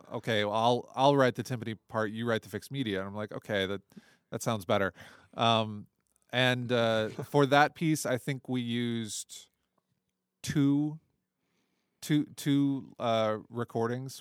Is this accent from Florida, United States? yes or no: no; Toledo, Ohio, United States; also born or lived in Arizona / Houston; now in China; I grew up in Toledo, Ohio